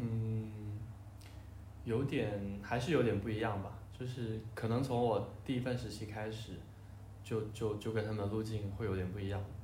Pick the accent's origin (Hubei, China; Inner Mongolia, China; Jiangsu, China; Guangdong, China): Guangdong, China; Shenzhen; 我小时候是在深圳嘛